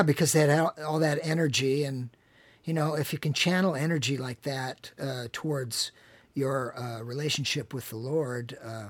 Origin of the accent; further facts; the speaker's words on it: Seattle, Washington, United States; I'm from Seattle